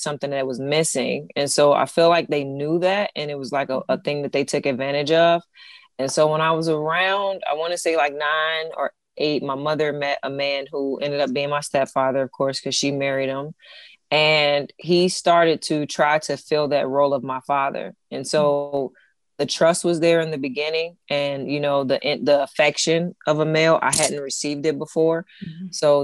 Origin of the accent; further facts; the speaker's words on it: Cincinnati, Ohio, United States; moved away as an adult; also born or lived in Lithonia, Georgia; now in Texas, United States; I'm from Cincinnati. I was born in Cincinnati, raised till about, 12, and then I moved to Lathonia, Georgia